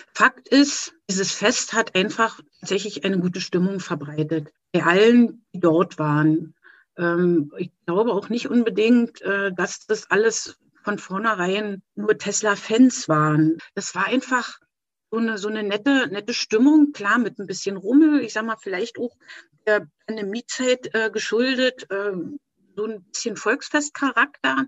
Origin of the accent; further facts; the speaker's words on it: Erkner, Brandenburg, Germany; ich komme aus Erkner bei Berlin